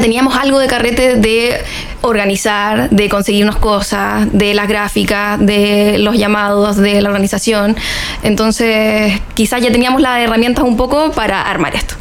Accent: Chile; éramos re pocos chilenos los que estábamos ahí

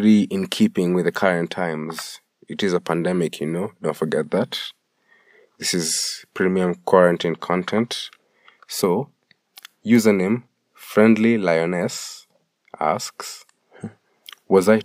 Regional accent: Kenya; being Kenyan

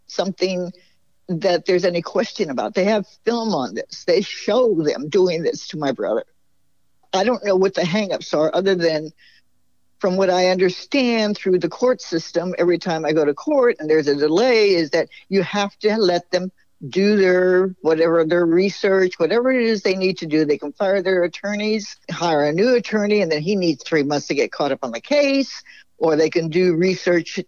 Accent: San Francisco, California, United States; my brother was born and raised in San Francisco, as I was

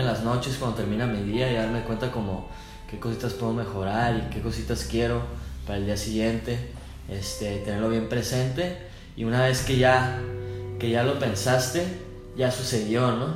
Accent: northern Mexico, Mexico; somos bien norteños, no fronteriza, pero del norte. Los norteños somos como más así broncos

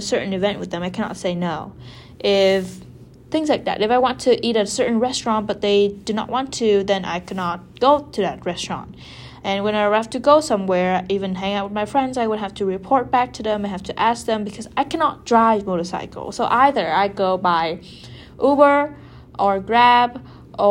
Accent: Vietnam; first language Vietnamese; English is a second language; moved away; Vietnam is like a very familiar environment for me. You know, the food is familiar, the language, I literally like, that's my mother tongue

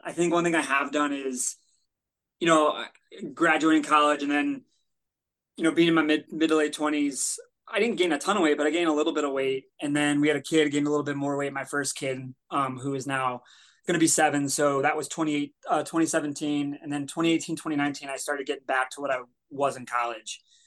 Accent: Denver, Colorado, United States; moved away; I was born in Denver, born in Colorado

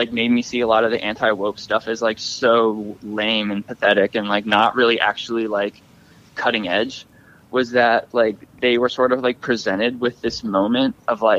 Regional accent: Virginia, United States; I'm from Virginia

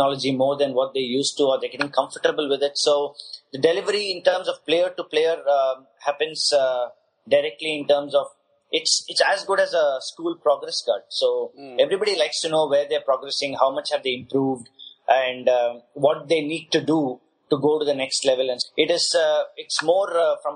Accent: Chennai, Tamil Nadu, India; I hail from Chennai and a place called Besanagar

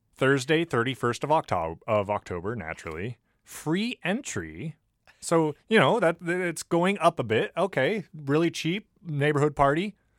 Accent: United States; We're from America.

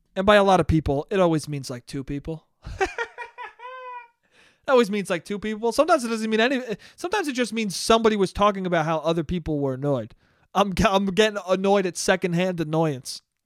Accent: Westchester, New York, United States; my hometown is, is a racist place. Westchester is a racist place

